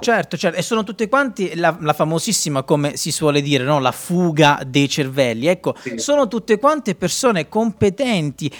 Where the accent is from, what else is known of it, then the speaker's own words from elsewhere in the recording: Calabria, Italy; io e Luca siamo calabresi